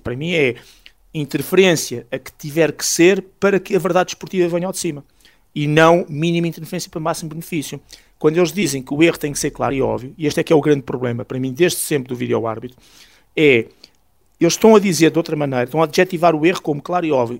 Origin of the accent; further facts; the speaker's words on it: Alcainça, Lisbon, Portugal; aqui da minha terra, em Alcaínça